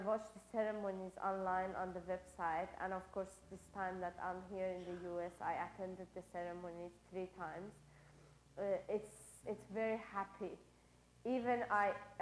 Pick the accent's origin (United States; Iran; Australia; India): Iran; moved away; I'm from Iran.